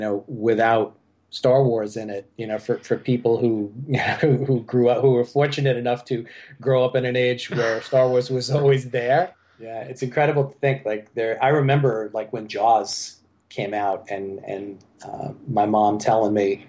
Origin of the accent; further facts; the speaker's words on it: New York City, New York, United States; I grew up here in Staten Island, New York, where I've lived most of my life